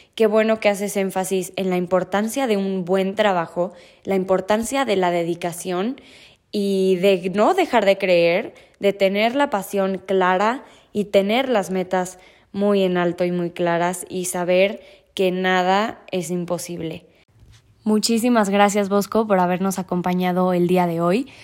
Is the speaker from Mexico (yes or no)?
yes; Mexico